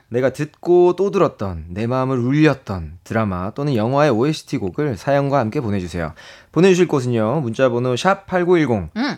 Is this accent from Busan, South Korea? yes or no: yes; Busan, South Korea; moved away; 제 고향인 부산에서